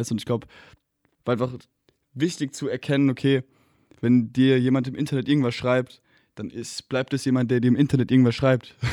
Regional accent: Hesse, Germany; now in Berlin, Germany; Bei uns in Hessen sagt man wie ich.

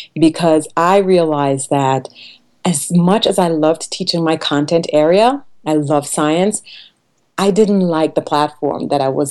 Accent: Trinidad & Tobago; moved away; I was born on the island of Trinidad, I grew up in a really tiny village

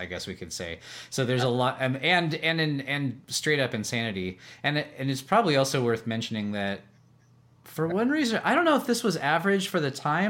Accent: Carmel, California, United States; where I grew up around the Carmel, Monterey area, Central California

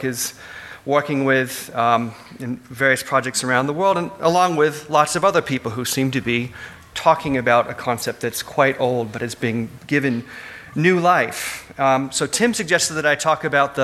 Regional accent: United States; moved away as an adult; now in Australia; As an American living in Australia these past 3 years

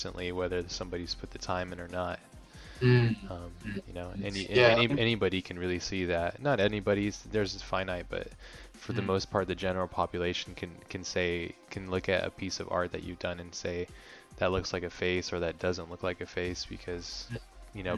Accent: Hawaii, United States; I grew up in Hawaii

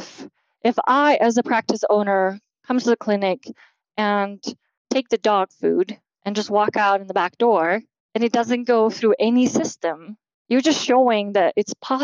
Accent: Slovakia; moved away; I'm from Slovakia originally

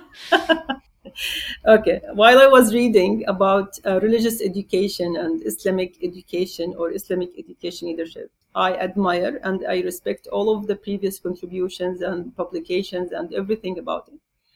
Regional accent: Jordan; now in Qatar; I'm originally from Jordan

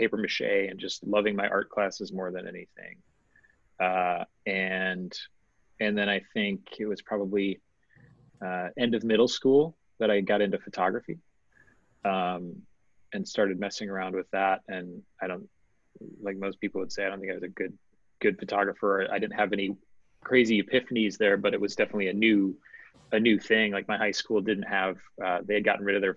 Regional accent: Milwaukee, Wisconsin, United States; Grew up in suburbs of Milwaukee

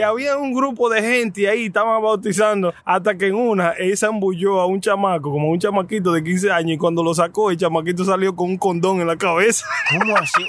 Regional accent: Bonao, Monseñor Nouel, Dominican Republic; yo soy de, yo soy de Bonao

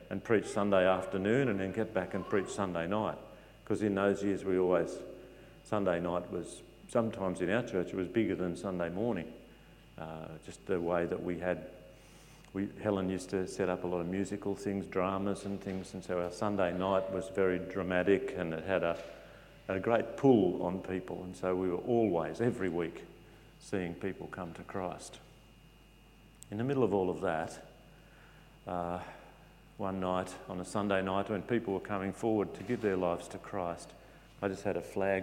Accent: Victoria, Australia; also born or lived in Maitland, New South Wales; now in Nelson Bay, Australia; I come from Victoria

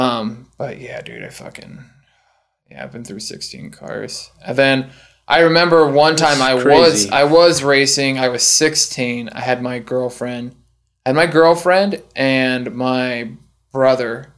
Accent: Kentucky, United States; I grew up in Kentucky, so you had these straight roads for fucking miles

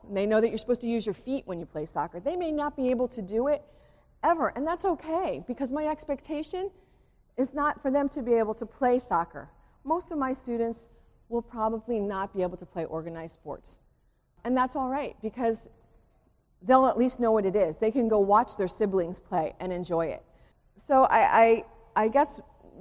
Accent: Springfield, United States; also born or lived in Gettysburg / Westfield; I grew up in Springfield, you know, I lived in a bubble

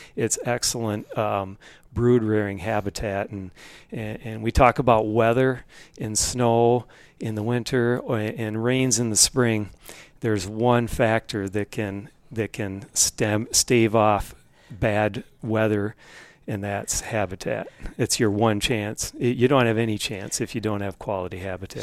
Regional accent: Minnesota, United States; my home state of Minnesota

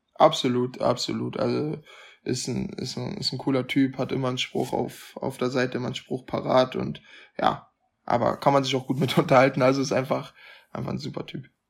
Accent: Germany; für mich als Deutscher

